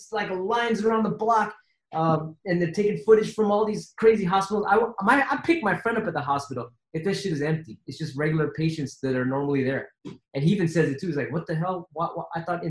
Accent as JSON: {"language": "English", "town": "San Francisco", "region": "California", "country": "United States", "said": "I come from San Francisco. So we're like a 7 by 7 mile radius, like 7 miles by 7. It's a little ass city with every freaking nationality in it possible."}